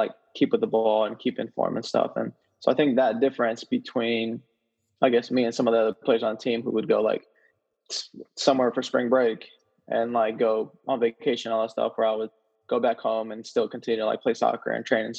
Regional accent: Houston, Texas, United States; I'm from Houston, Texas.

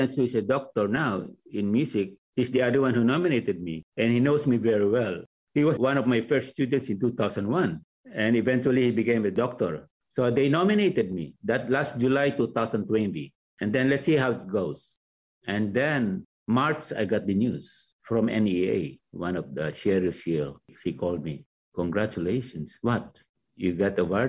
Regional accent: Philippines; now in Los Angeles, United States; to show what you are as a Filipino, to love your country.

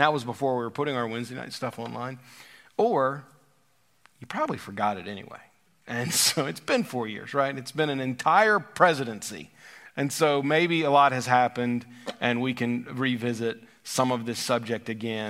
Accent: Deep South, United States; now in Virginia; We've become such a melting pot here in Virginia. But I grew up in the Deep South, and culture changed last and still does in a lot of ways in the Deep South or in the Southeast.

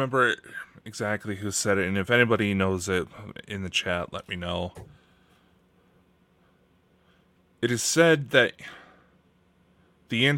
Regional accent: Idaho, United States; I'm from Idaho

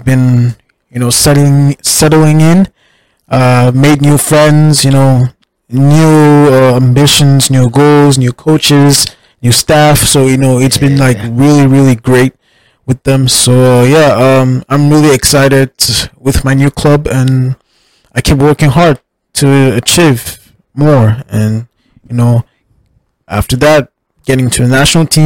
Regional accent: Cameroon; also born or lived in United States; I'm Cameroonian. My roots are Cameroonian.

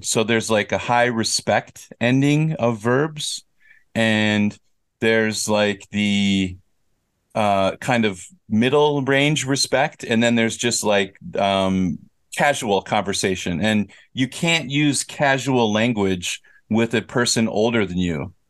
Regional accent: United States; moved away as an adult; now in South Korea; I grew up in America, but I've lived in Korea for twenty-two years

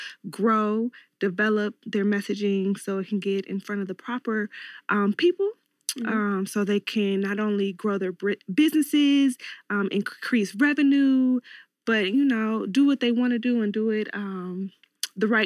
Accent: Cincinnati, Ohio, United States; born and raised in Cincinnati, Ohio.

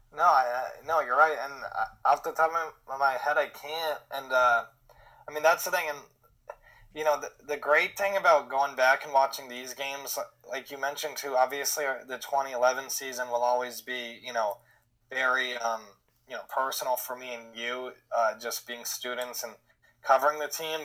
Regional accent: Connecticut, United States; growing up in Connecticut at that time, like you said, we were sophomores in high school

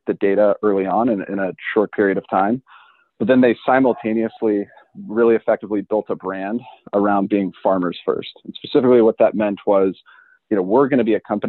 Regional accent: Montana, United States; also born or lived in Illinois; I'm originally from Montana, not growing up in agriculture in Montana

